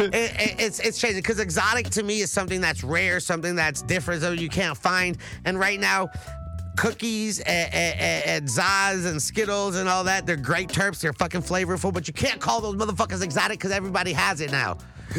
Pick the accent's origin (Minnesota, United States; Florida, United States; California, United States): California, United States; the Valley; I'm from the Valley.